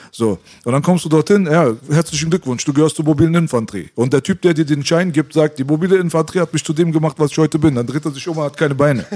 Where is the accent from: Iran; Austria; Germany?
Iran; moved away; das Land, wo ich herkomme, hat schon immer ein riesengroßes Potenzial gehabt